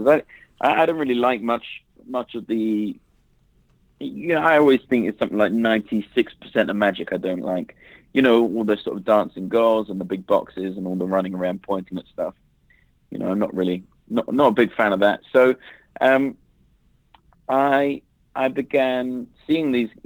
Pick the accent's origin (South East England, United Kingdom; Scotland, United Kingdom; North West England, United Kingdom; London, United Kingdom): London, United Kingdom; moved away as an adult; now in Las Vegas, United States; I grew up in London, England, sunny London, England, and I was there for like 33 years